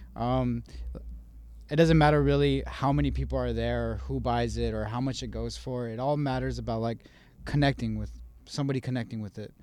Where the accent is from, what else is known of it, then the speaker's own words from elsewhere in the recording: Las Cruces, New Mexico, United States; also born or lived in Albuquerque, New Mexico; I was born in Las Cruces